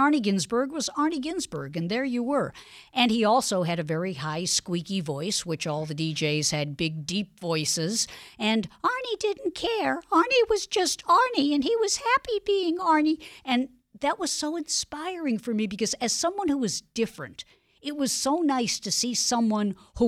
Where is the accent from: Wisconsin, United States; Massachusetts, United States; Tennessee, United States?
Massachusetts, United States; Boston; I was born in Dorchester. Back in the day when I was growing up, if you were Jewish and you lived in Boston, you probably lived in either Mattapan, Dorchester, or Roxbury.